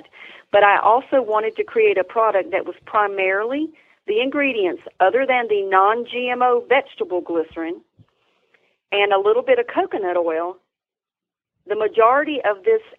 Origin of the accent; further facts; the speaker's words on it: Tryon, North Carolina, United States; I'm from North Carolina. I'm from Columbus, Tryon area. I'm a native and lived here most.